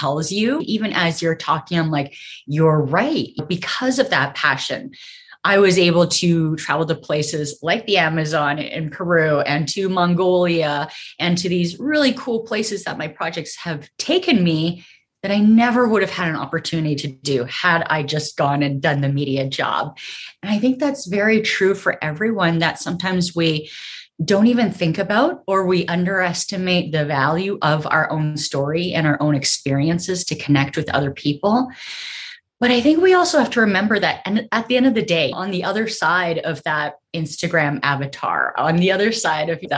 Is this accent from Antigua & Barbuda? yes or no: no; Canada; moved away as an adult; also born or lived in Vancouver; now in United States; I'm Canadian